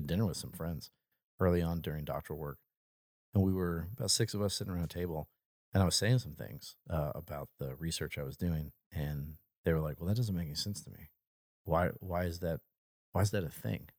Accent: United States; moved away; Hurricane Katrina destroyed my hometown

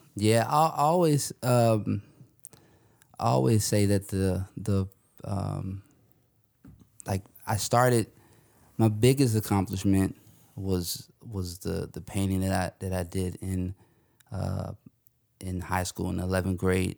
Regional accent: Northern Virginia, United States; also born or lived in Louisiana; I'm from the Northern Virginia area.

